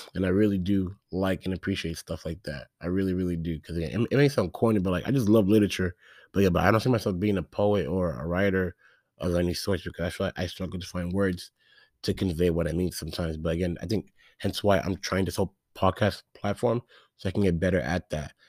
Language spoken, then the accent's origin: English; Phoenix, Arizona, United States; I'm from Phoenix, Arizona